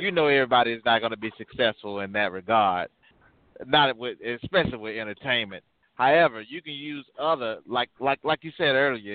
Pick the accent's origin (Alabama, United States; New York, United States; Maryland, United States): Alabama, United States; Birmingham; I'm originally from Birmingham, Alabama